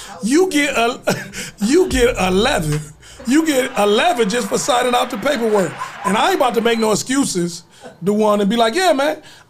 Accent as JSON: {"language": "English", "town": "Toledo", "region": "Ohio", "country": "United States", "also_born_or_lived": "Joliet, Illinois / Chicago / Alabama", "moved": "as an adult", "said": "I'm from Toledo, Sylvania, Southview"}